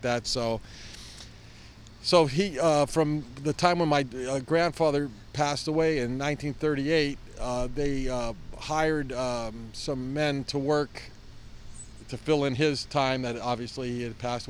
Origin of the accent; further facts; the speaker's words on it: San Francisco, California, United States; I grew up in North Beach, and I lived within a 2-block radius of the bakery